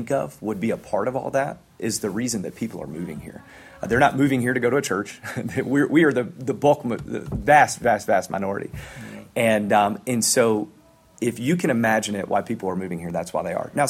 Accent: Memphis, Tennessee, United States; I'm from Memphis.

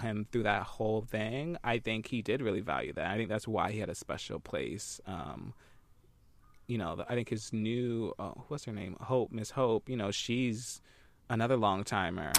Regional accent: Philadelphia, Pennsylvania, United States; I'm originally from Philly

